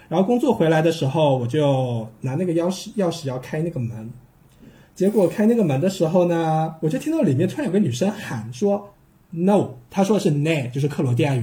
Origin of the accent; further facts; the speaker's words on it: China; 因为因为真的只有我一个中国人早上起来会把床铺稍微整理一下